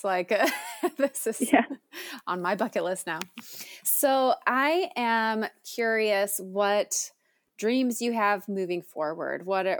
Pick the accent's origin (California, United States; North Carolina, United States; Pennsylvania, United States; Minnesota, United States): Minnesota, United States; I grew up in Minnesota, the land of 10,000 lakes